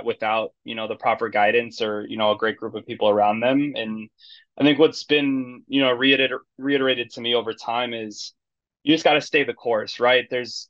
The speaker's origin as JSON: {"language": "English", "region": "California", "country": "United States", "tie": "born or raised there", "also_born_or_lived": "Arizona / San Diego / Kansas City", "moved": "as an adult", "lives_now": "Chicago, United States", "said": "I grew up in California"}